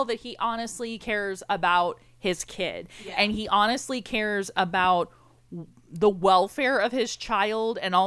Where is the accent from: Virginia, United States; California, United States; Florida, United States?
Florida, United States; I'm born and raised in Florida